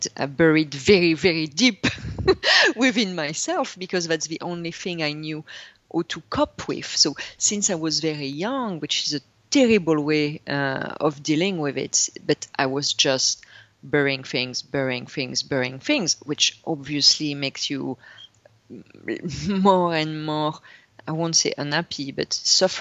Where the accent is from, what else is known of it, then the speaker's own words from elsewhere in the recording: north of France, France; English is a second language; moved away; I was raised and born in France